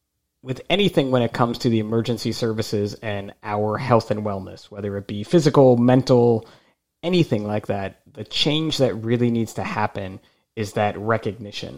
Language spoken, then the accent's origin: English; New Jersey, United States; I'm from New Jersey